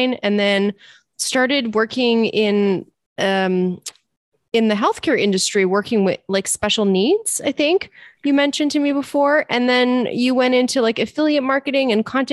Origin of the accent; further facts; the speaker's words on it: Toronto, Ontario, Canada; You're in my hometown